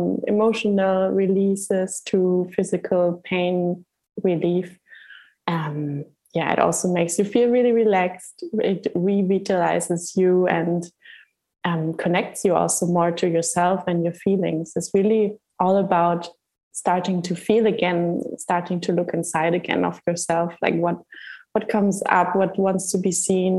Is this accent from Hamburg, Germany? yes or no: yes; Hamburg, Germany; moved away as an adult; now in Gran Canaria, Spain; I was born and raised in Hamburg in Germany, and I came to the Canary Islands 1 year and a half ago